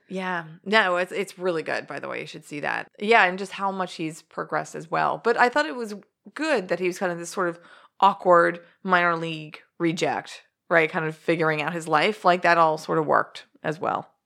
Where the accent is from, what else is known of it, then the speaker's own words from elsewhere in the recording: Doylestown, Pennsylvania, United States; moved away; we grew up in Doylestown, Pennsylvania with well water